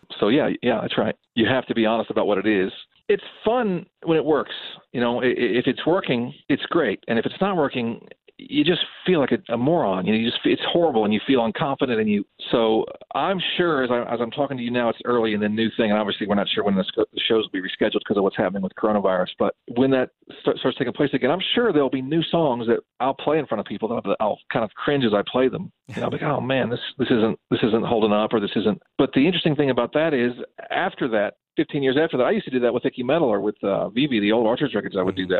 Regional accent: Carrboro, Chapel Hill, and Asheville, North Carolina, United States; we're not from Raleigh. We're from Carborough, Chapel Hill, and Asheville, North Carolina

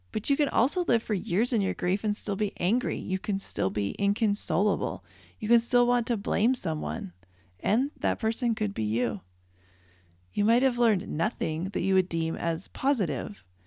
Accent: Canada; moved away; I grew up in Canada

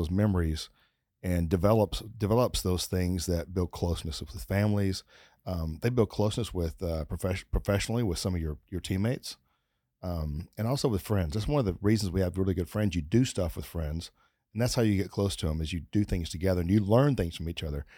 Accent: Texas, United States; I'm from Texas, but I didn't grow up, like, where, where you ha-, tie up your horse

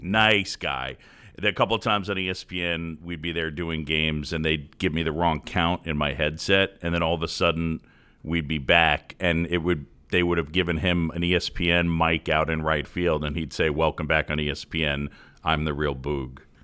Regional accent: New York City, New York, United States; also born or lived in Philadelphia; I moved to New York when I was seven, and I, so then basically grew up in New York City

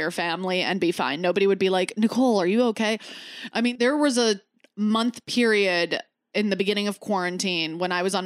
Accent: Michigan, United States; I grew up in Michigan

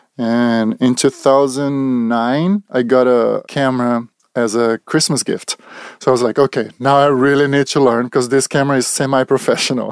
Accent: Brazil; English is a second language; moved away as an adult; also born or lived in Charlotte, North Carolina; now in California, United States; I'm from Brazil, so it's been about fifteen years now. that I'm in United States, that I moved to the United States.

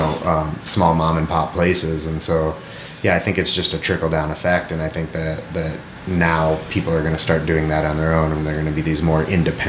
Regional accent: Illinois, United States; also born or lived in Fort Collins, Colorado; now in Eagle, Idaho, United States; when we were growing up in Illinois

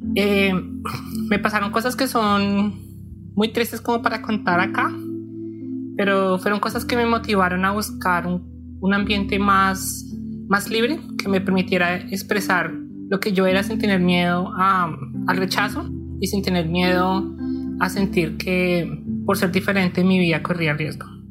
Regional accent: Bogotá, Colombia; moved away as an adult; now in New Zealand; Yo crecí y pues yo viví toda mi infancia en Kennedy

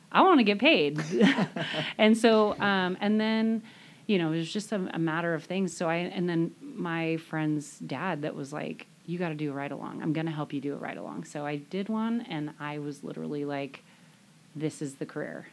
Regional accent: Stanwood, Washington, United States; I grew up in the Stanwood area. Um, I grew up actually on Lake Goodwin, which is a little south of here

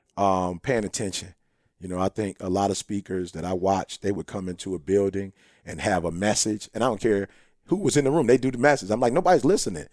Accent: Chicago, Illinois, United States; We're originally from Chicago

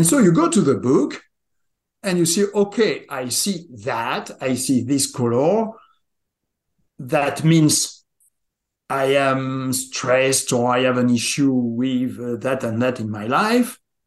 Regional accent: southwest France, France; moved away as an adult; also born or lived in southwestern United States; now in United States; I was born and raised in France, in the southwest of France. I live now in the southwest of America

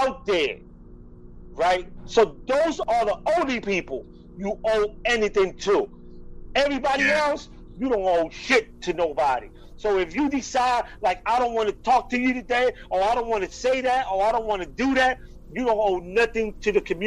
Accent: Philadelphia, Pennsylvania, United States; I am from the Spanish community in North Philly

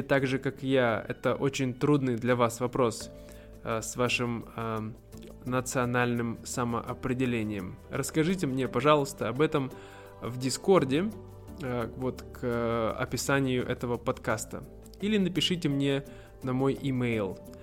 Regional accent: Siberia, Russia; я родился и вырос в Сибири, поэтому я сибиряк

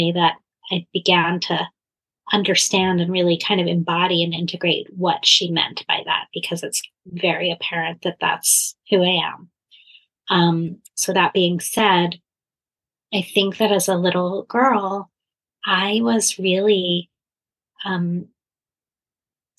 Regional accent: Philadelphia, Pennsylvania, United States; I grew up in Philadelphia

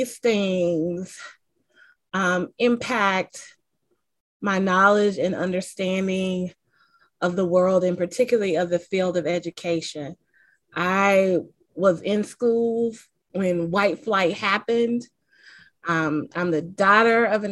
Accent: the American South, United States; accent: Southern twang; I am a Southerner, which matters, and you probably can hear the twang in my voice

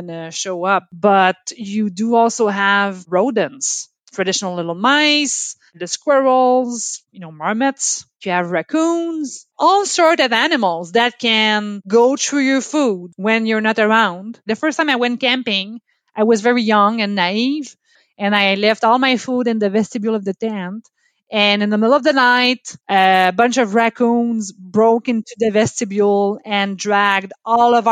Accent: Quebec, Canada; accent: French; first language French; English is a second language; now in Dartmouth, Canada; I'm from Quebec. So my mother tongue is French, from Quebec

